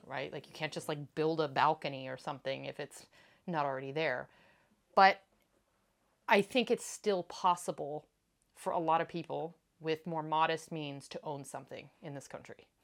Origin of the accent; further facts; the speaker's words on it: East Coast, United States; now in France; in the house I grew up in on the East Coast